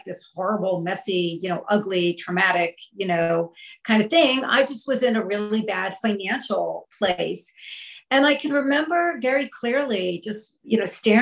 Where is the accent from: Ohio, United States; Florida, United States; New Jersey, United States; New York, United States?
New York, United States; the New York area, United States; I grew up in the New York area, you know, very happy childhood